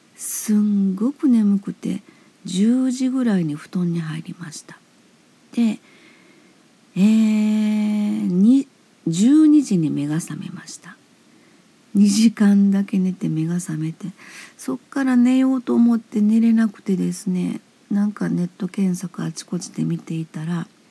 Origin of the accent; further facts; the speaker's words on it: Osaka, Japan; now in Hyogo, Japan; 私は大阪生まれ大阪育ち現在兵庫県に住んでいます